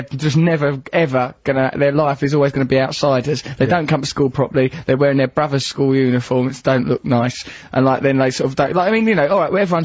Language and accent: English; Lakeside, East of England, United Kingdom; I grew up near Lakeside, the shopping centre.